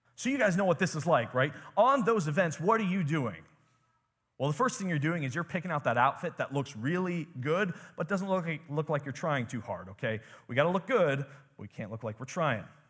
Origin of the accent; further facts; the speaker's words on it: United States; growing up in America, living a normal life in America